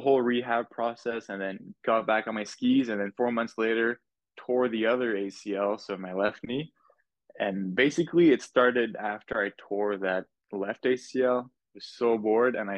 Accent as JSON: {"language": "English", "town": "Laval", "region": "Quebec", "country": "Canada", "tie": "born or raised there", "also_born_or_lived": "Montreal", "said": "I was born in Montreal, raised in Laval, just in the suburbs"}